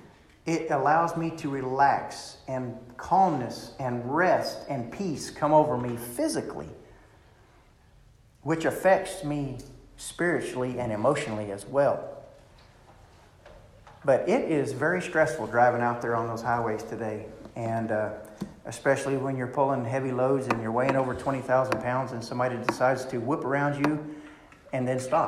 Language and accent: English; Clarksville, Arkansas, United States; our little bodunk town of Clarksville